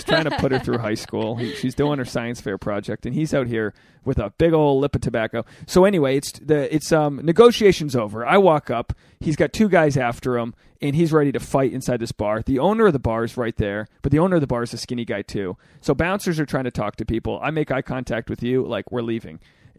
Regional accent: Newport, Rhode Island, United States; My hometown, Newport, Rhode Island, has a Naval War College.

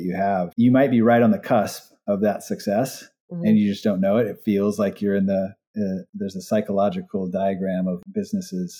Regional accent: Hawaii, United States; moved away; also born or lived in California; I grew up in Hawaii. Even when I moved to California

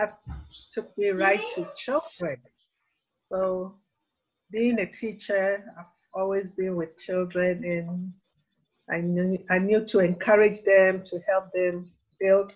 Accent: Ghana; moved away; having been born and raised in Ghana

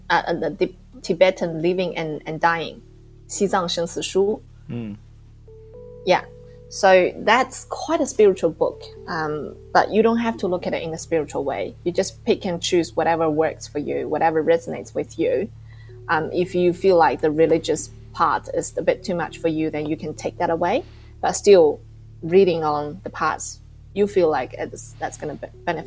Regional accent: New Zealand; I'm from New Zealand.

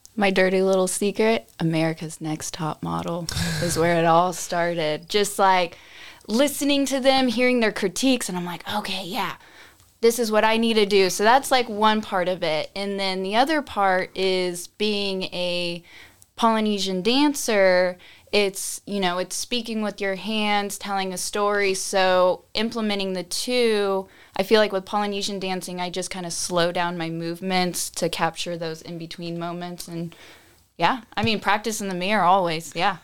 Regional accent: Austin, Texas, United States; I grew up here in Austin.

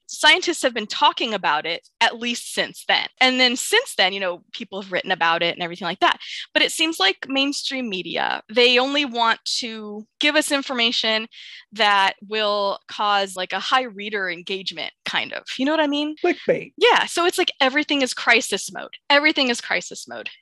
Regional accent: United States; I'm going to talk just as an American

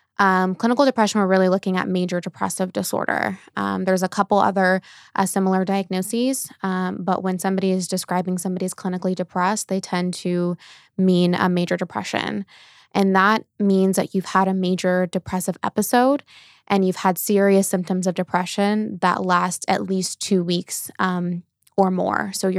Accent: Norco, California, United States; So I was born and raised in Norco, California, which is like in the Corona area. So I've been in Southern California my whole life

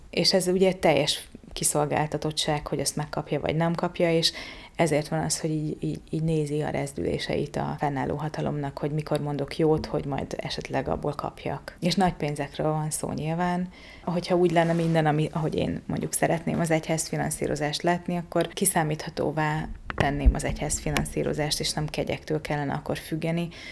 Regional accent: Sopron, Győr-Moson-Sopron, Hungary; moved away as an adult; also born or lived in Bugac; now in Budapest, Hungary; Én Soproni vagyok, Sopronai kisváros

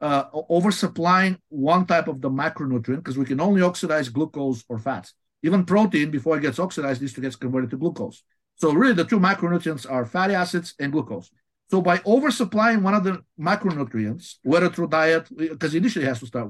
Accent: Bulgaria; moved away as an adult; also born or lived in Washington, D.C.; now in United States; I'm originally from Bulgaria

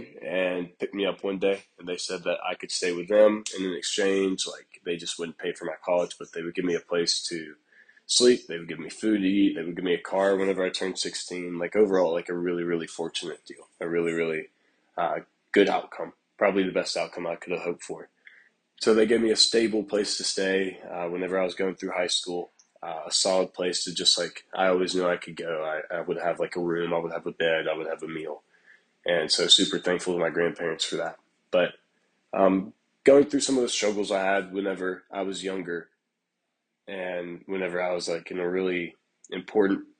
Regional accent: Prattville, Alabama, United States; born and raised in Prattville, Alabama

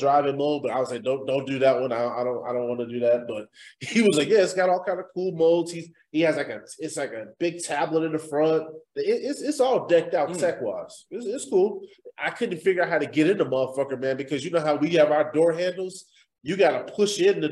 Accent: Midwest, United States; I grew up in the Midwest

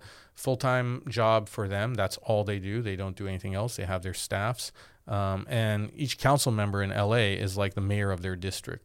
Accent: Glendale, California, United States; also born or lived in Boston; I grew up in Glendale

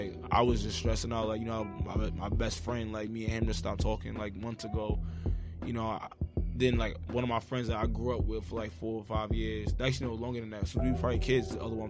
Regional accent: New York, United States; I'm from New York

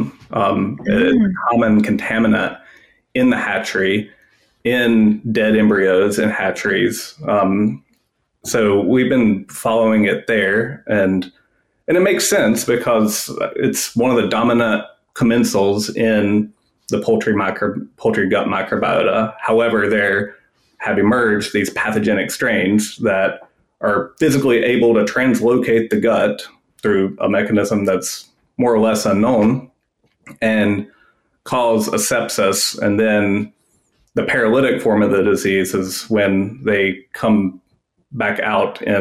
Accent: Western North Carolina, United States; I grew up in Western North Carolina.

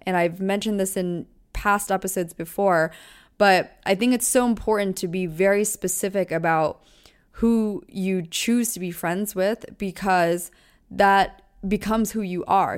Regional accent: Taylor Swift's hometown, Pennsylvania, United States; moved away as an adult; also born or lived in Orange County, California / Los Angeles / New York City; I grew up in …'s hometown.

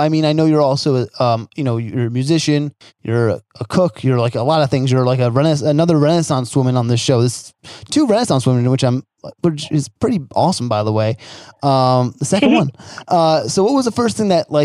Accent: New Jersey, United States; moved away; I'm from New Jersey originally

